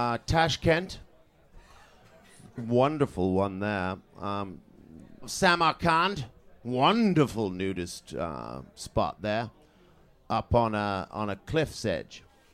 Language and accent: English; Canada; also born or lived in Trinidad and Tobago; now in London, United Kingdom; born in Trinidad and Tobago, and then moved to Canada as a small boy, and grew up on a farm there, and then moved to the United Kingdom, and lived in London mainly ever since.